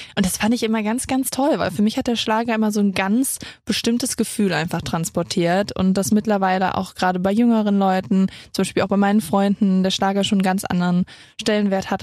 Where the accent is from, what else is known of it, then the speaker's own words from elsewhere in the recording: near Cologne, North Rhine-Westphalia, Germany; also born or lived in Saarbrücken; ich komme aus Köln, aus der Nähe von Köln